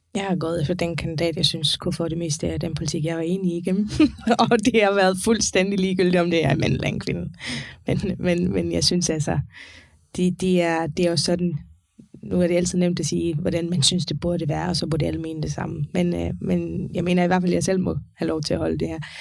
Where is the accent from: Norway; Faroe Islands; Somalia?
Faroe Islands; now in Denmark; jeg kommer fra Færøen